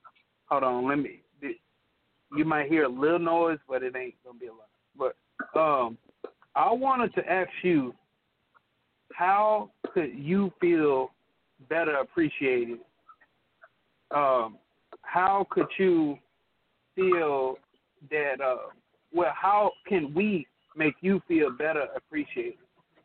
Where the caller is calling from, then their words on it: Beaumont, Texas, United States; I'm in Beaumont right now.